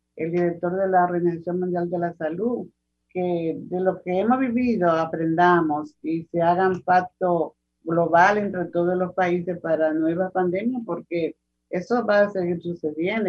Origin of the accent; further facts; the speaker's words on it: Dominican Republic; somos dominicanos